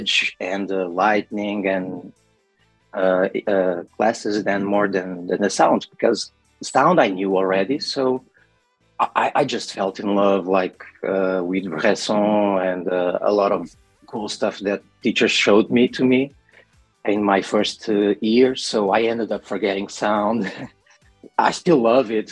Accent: Lisbon, Portugal; I'm from Portugal. I am 23, I'm 31 years old. And I come from the slums from Lisbon

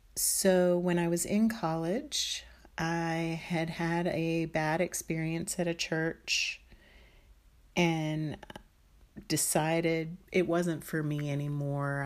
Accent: D.C., Maryland outside of Washington, United States; I grew up in Maryland outside of Washington, D C

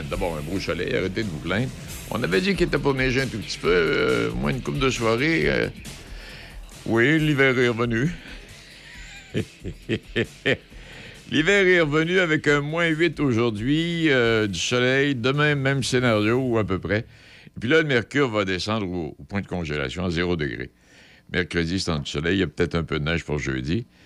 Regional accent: Quebec, Canada; Moi, je suis un Canadien québécois, un Français. Canadien français

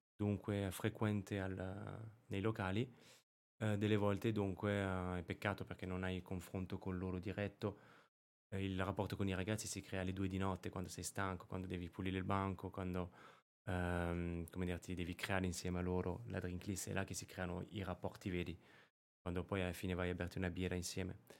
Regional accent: Périgord, Nouvelle-Aquitaine, France; born or raised there; Italian is a second language; moved away as an adult; also born or lived in Rome, Italy / Monte Carlo / Caribbean; now in Milan, Italy

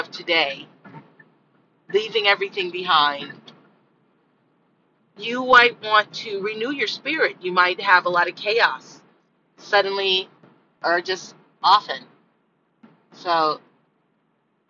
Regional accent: Miami, Florida, United States; growing up in Miami

